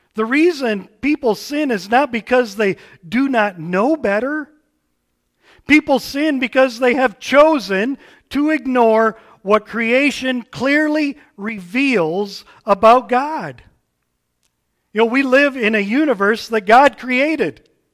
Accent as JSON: {"language": "English", "country": "United States", "said": "As American Westerners"}